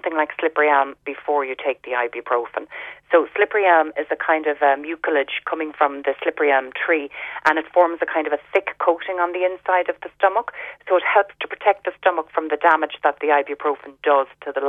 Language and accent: English; Ireland; growing up in Ireland